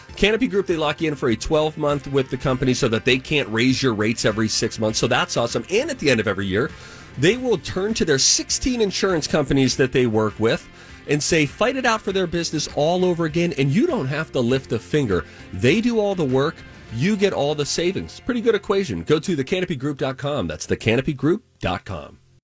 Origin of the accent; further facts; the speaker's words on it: United States; We're both American.